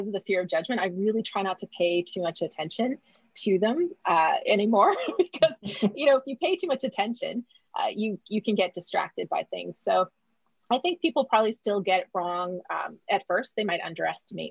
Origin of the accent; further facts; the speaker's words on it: Alberta, Canada; moved away as an adult; also born or lived in Vancouver Island, Canada; now in Los Angeles, United States; I grew up in Alberta